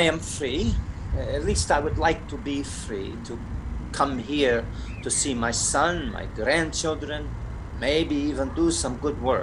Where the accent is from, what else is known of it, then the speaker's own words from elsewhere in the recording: Russia; also born or lived in Glasgow / Canada; now in London, United Kingdom; I am Russian.